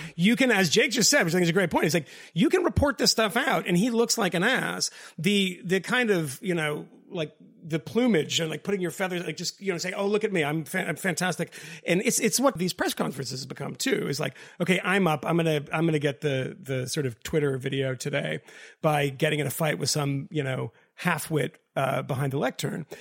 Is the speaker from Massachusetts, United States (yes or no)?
yes; Boston, Massachusetts, United States; moved away; also born or lived in England; I'm from Boston